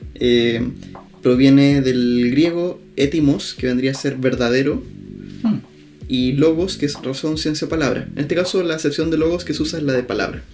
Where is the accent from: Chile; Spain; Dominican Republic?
Chile; Temuco, Araucanía; estamos grabando desde Temuco, que es mi ciudad natal, no la tuya, pero en esta casa en la que estamos grabando hemos vivido prácticamente toda nuestra vida